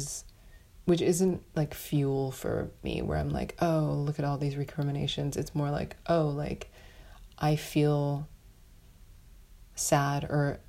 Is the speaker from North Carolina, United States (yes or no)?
no; New York City, New York, United States; as a New Yorker